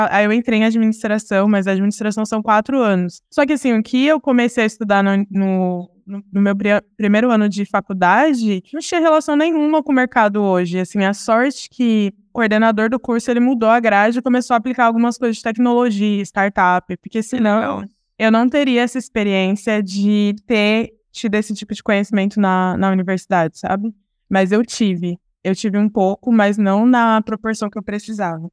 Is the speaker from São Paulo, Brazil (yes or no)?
yes; Ribeirão Preto, São Paulo, Brazil; eu sou nascida e criada em Ribeirão Preto, interior de São Paulo